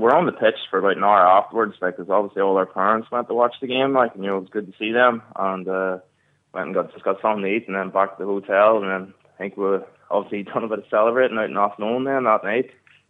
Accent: County Down, Ulster, Northern Ireland, United Kingdom; moved away as an adult; now in London, United Kingdom; obviously I'm from Ulster

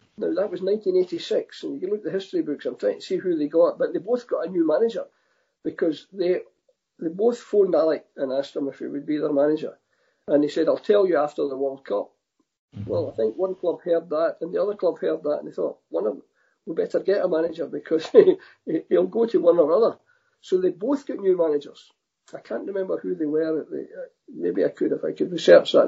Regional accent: Scotland, United Kingdom; I'm Scottish

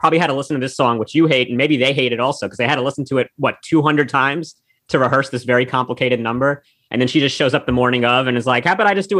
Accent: New York City, New York, United States; as someone who's born and raised on the Lower East Side, fourth generation in this neighborhood, I love that he mentions my block where I live, Grand Street

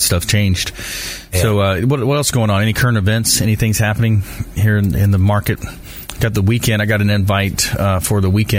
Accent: LaBelle, Florida, United States; growing up in South Florida, LaBelle

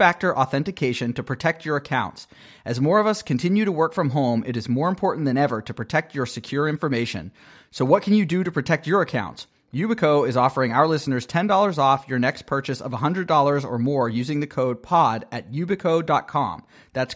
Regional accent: Pittsburgh, Pennsylvania, United States; moved away; I am from Pittsburgh

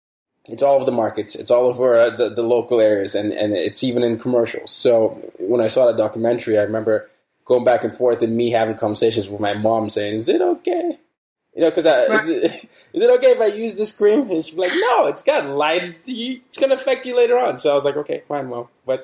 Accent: Nigeria; You know, I grew up in Nigeria. So a lot of, you know, that's one of the countries I grew up in.

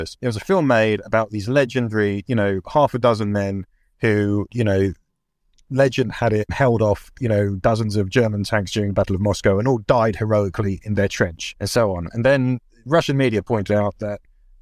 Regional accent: United Kingdom; as a British person who's kind of raised on, Remembrance Sunday and red poppies

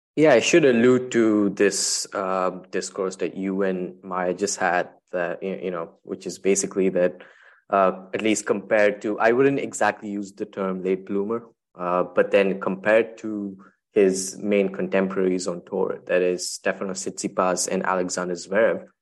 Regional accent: Chennai, Tamil Nadu, India; my hometown, Chennai

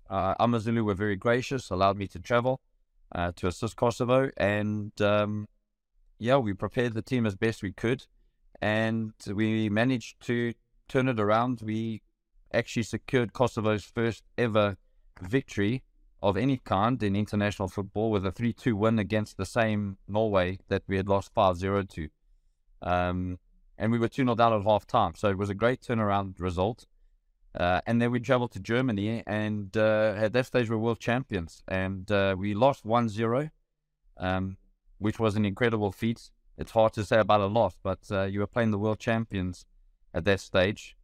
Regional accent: Benoni, Gauteng, South Africa; A very proud Benonian

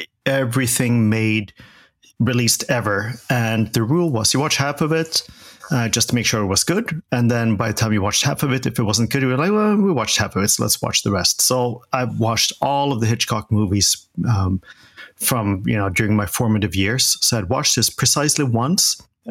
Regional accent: Sweden; moved away; I grew up in Sweden. In Sweden, we had two channels.

